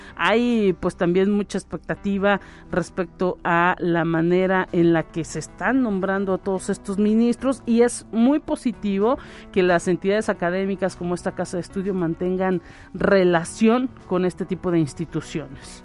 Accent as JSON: {"language": "Spanish", "country": "Mexico", "said": "como mexicanos"}